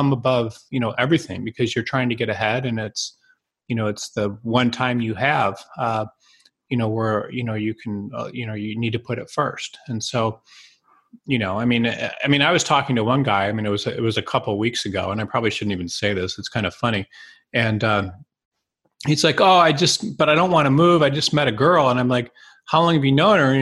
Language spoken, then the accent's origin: English; Detroit, Michigan, United States; I'm from Detroit